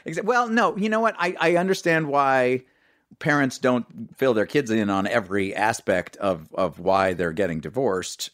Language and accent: English; New York City, New York, United States; I grew up in New York City.